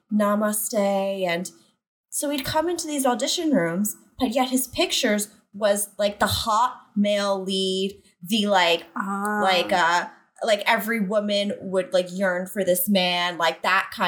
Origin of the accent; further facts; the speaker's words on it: New York City, New York, United States; I'm from Staten Island, New York